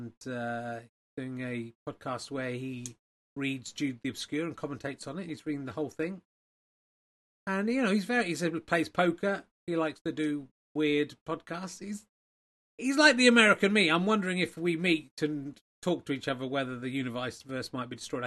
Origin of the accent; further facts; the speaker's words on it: Cheddar, South West England, United Kingdom; I come from Cheddar. I wasn't born there, but I grew up there.